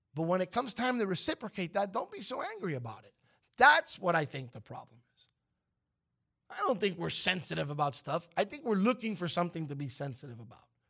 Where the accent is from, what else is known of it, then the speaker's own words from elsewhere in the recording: United States; being American